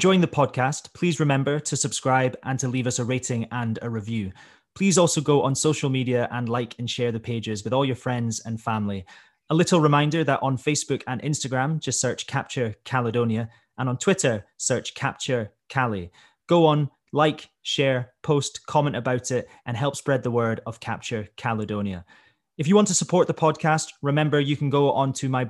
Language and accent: English; North East Scotland, United Kingdom; I'm from the Northeast myself